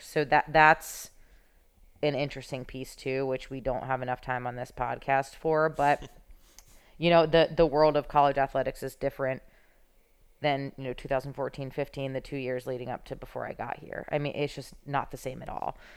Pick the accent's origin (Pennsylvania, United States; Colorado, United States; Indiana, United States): Pennsylvania, United States; Philadelphia; I'm from Philadelphia